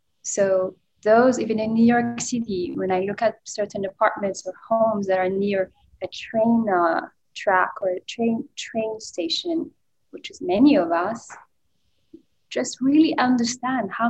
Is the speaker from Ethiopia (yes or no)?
yes; Ethiopia; moved away; I'm originally from Ethiopia